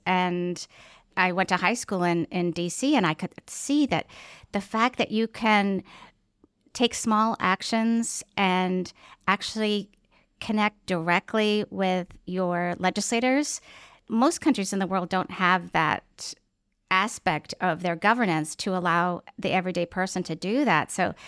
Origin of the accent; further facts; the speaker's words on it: Massachusetts, United States; born there; Well, I was born in Massachusetts, but I lived all over.